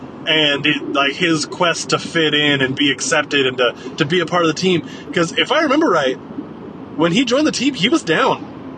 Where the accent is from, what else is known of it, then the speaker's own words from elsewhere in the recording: Yuma, Arizona, United States; moved away; where I grew up down in Yuma, obviously it's the middle of the desert.